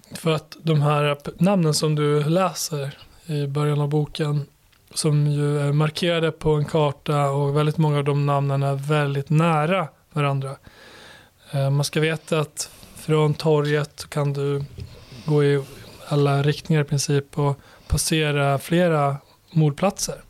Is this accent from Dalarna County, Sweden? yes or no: yes; Borlänge, Dalarna County, Sweden; moved away as an adult; also born or lived in Kosovo; now in Stockholm, Sweden; Och i Borlänge växte jag upp. Ja. Och, eh, född i Kosovo, kom hit som sjuåring till Borlänge där jag växte upp